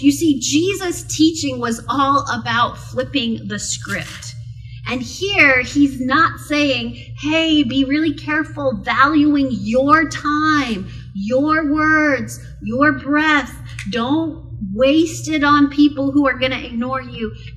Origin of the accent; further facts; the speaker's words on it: South Okanagan, British Columbia, Canada; I grew up in the South Okanagan